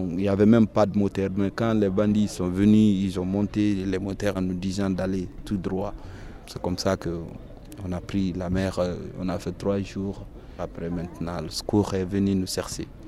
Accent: Guinea; moved away as an adult; j'ai 24 ans, je suis des Guinée-Conakry. Et parti de la Guinée il y a longtemps Oui, il y a trois ans.

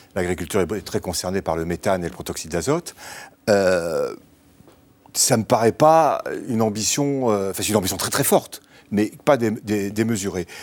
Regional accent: Bordeaux, Nouvelle-Aquitaine, France; moved away; also born or lived in Normandy; je suis bordelais d'origine

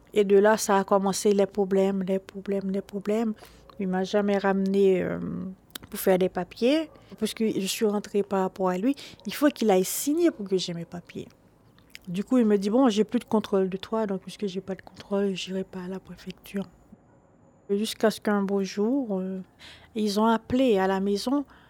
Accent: Haiti; now in Paris, France; Je suis haïtienne, je viens d'Haïti. Je grandis euh, avec mon père et ma mère

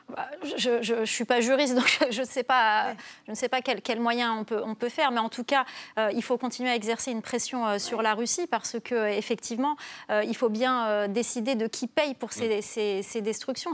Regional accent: Algeria; j'ai grandi en Algérie

